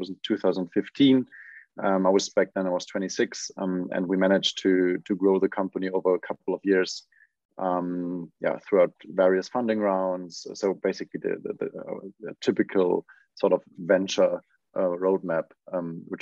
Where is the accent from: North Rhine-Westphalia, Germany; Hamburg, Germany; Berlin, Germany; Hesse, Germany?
Hesse, Germany; Wiesbaden; born and raised in Wiesbaden, which is a small city in Germany.